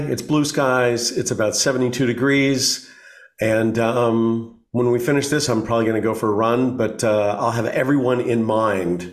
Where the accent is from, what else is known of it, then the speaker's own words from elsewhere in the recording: Oklahoma, United States; also born or lived in East Coast; now in Los Angeles, United States; I grew up in Oklahoma, which is in the middle of the United, middle south of the United States